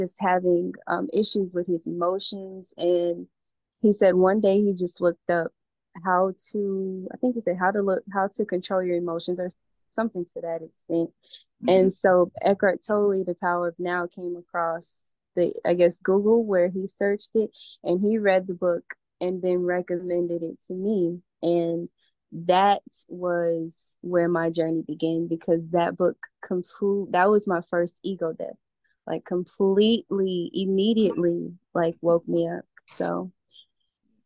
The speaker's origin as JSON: {"language": "English", "town": "Atlanta", "region": "Georgia", "country": "United States", "tie": "born or raised there", "also_born_or_lived": "Alabama / North Carolina", "moved": "as an adult", "lives_now": "Costa Rica", "said": "I was raised in Atlanta and I grew up a Muslim."}